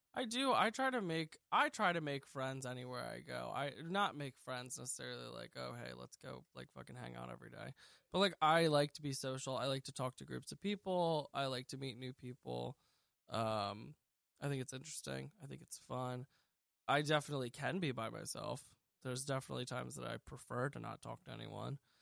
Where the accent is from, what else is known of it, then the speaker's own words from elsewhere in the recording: Lancaster, Pennsylvania, United States; I was born in Lancaster, Pennsylvania, uh, March twenty-eighth, nineteen ninety-four, and I still live here. I lived here my whole life.